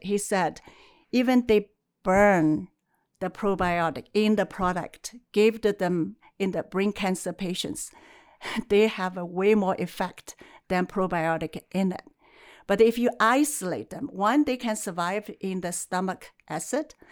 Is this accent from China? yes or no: yes; China; now in Calgary, Canada; I was born in China, and uh, my mother's family they have a, a, traditional as a herbalist, and acupuncture, and also you know drink the herbs every day. So in a way, as I grew up, I smells herb day and night